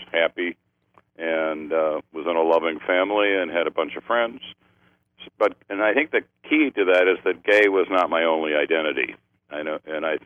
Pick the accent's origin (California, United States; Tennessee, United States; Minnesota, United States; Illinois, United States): Illinois, United States; Chicago area; moved away; I was raised in Chicago, in the Chicago area, in the suburbs